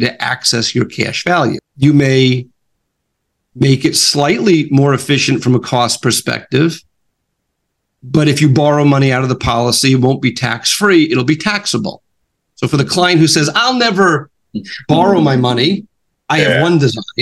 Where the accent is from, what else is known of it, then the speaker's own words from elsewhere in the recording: New York, United States; I'm from New York